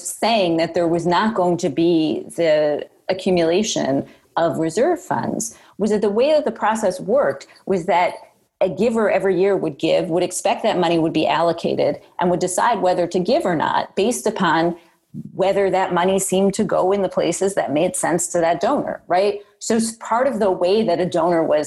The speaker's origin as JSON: {"language": "English", "country": "United States", "said": "as American Jews"}